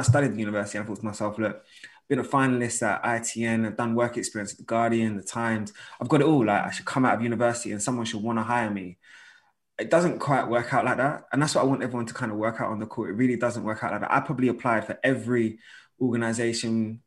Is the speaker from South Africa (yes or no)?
no; London, United Kingdom; I'm from North London